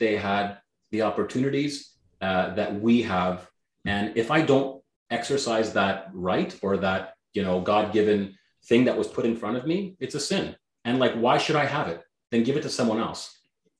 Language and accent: English; Canada; first language Greek; English is a second language; even though I was born in Canada, my first language out of my mouth was Greek